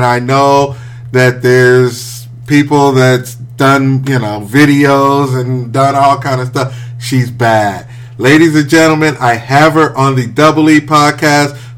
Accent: Midwest, United States; No, I'm from the Midwest.

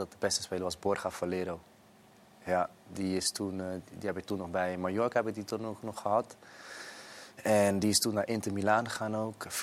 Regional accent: Netherlands; kijk, ik kwam natuurlijk uit Nederland, dus dat was heel veel voetballen.

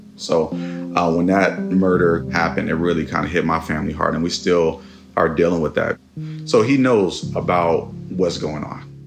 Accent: Oakland, California, United States; 96 and Sunnyside. That's um yeah, stomping grounds.

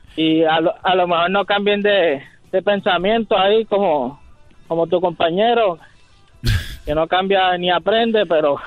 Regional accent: Puerto Rico; soy puertorriqueño

